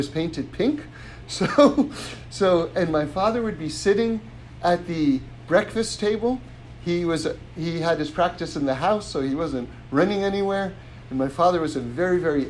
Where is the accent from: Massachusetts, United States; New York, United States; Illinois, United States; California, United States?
New York, United States; I grew up on the Upper West Side of New York, right? 79th and Broadway